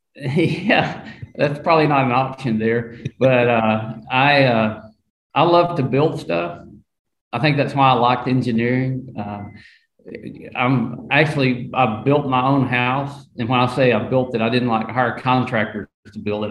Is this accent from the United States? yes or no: yes; Arkansas, United States; I'm from the South